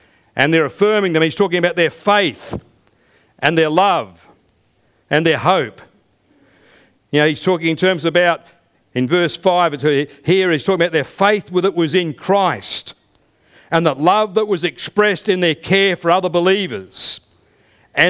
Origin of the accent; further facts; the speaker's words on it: United Kingdom; now in Australia; I still have citizenship back where I was born in the United Kingdom, but I'm also a citizen of this country